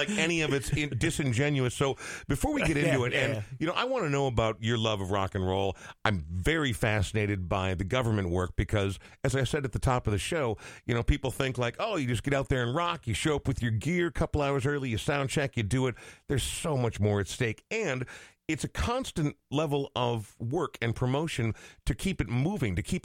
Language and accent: English; Coon Rapids, Minnesota, United States; now in Minneapolis, United States; I came from Coon Rapids and got to Minneapolis the freaking second I could